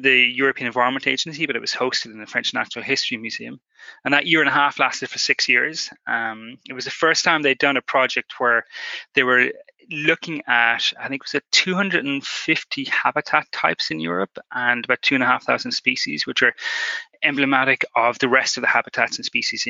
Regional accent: Ireland; growing up in Ireland on a kind of a wet island in the Atlantic

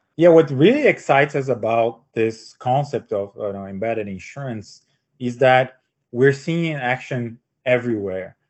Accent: Brazil; moved away as an adult; also born or lived in São Paulo, Brazil; now in United States; I'm uh, born and raised in Brazil

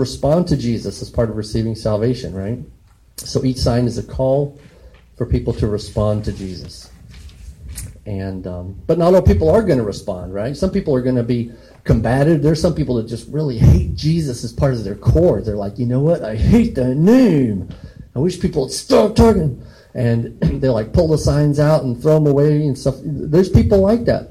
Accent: Colorado, United States; moved away; And so I'm from Colorado, and there were a couple of times when I was like in middle school and high school where we thought, hey, we lived across the street from a cattle rancher

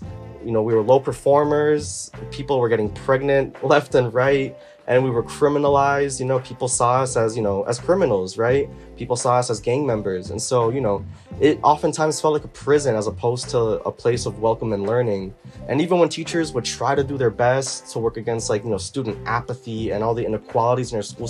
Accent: Arkansas, United States; also born or lived in New York; now in Atlanta, United States; Growing up in Arkansas, it was really weird for me to come from New York, where we had all kinds of people.

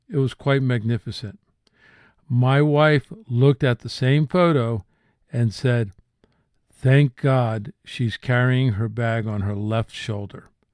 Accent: New Jersey, United States; I grew up in New Jersey

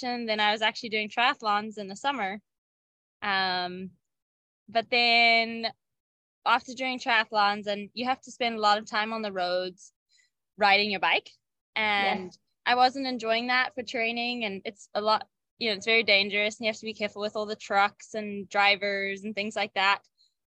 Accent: Zimbabwe; moved away; growing up in Zimbabwe, it was really cool. I grew up on a farm

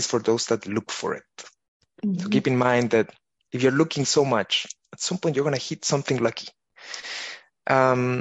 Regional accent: Chile; moved away as an adult; now in Switzerland; I come originally from Chile, and there I studied physics

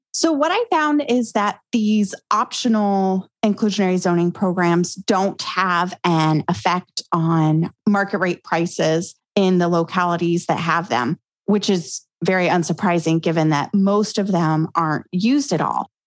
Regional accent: Grand Junction, Colorado, United States; my hometown in Grand Junction, Colorado

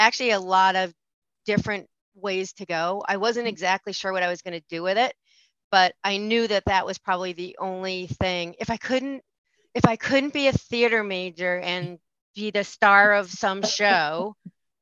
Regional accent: Marblehead, Massachusetts, United States; also born or lived in Bermuda

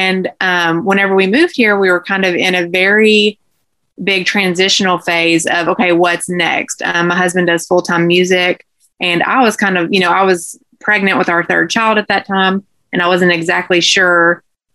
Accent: Owensboro, Kentucky, United States; also born or lived in Bowling Green, Kentucky; I was born and raised in Owensboro

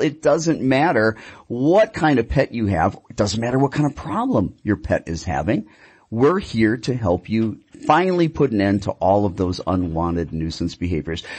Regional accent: Milwaukee, Wisconsin, United States; now in Phoenix, United States; I'm from Milwaukee

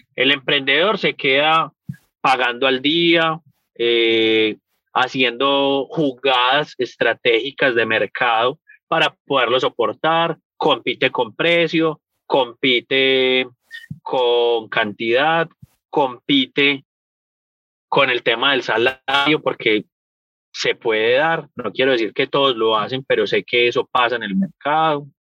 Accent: Paisa, Antioquia, Colombia; moved away; also born or lived in United States; Los paisas, por cultura general, somos los mercaderes y los negociantes más hueputas que hay en el mundo

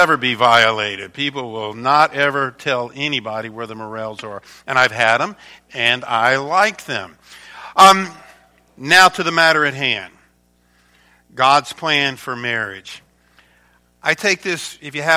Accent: Louisiana, United States; moved away as an adult; now in Michigan, United States; I was born and raised down in Louisiana, and Sharon and I came to Michigan, to Myo, about 25 years ago

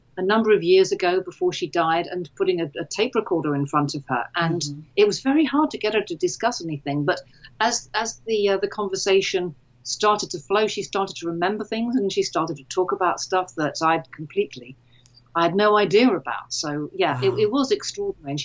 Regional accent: Jersey; moved away; growing up in Jersey

